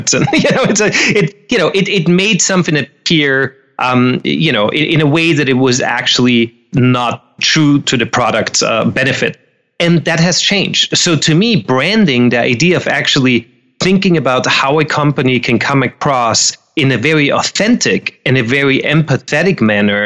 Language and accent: English; Austria; moved away as an adult; now in Los Angeles, United States; I'm originally, me and my accent, we're both originally from Austria.